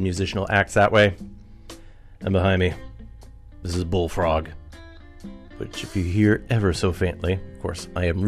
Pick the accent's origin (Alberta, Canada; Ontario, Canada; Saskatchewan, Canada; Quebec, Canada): Ontario, Canada; Thunder Bay; moved away; we grew up in Thunder Bay